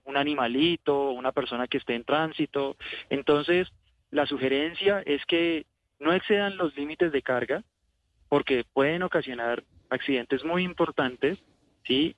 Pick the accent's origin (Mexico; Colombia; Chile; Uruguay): Colombia; como, buen colombiano o buenos colombianos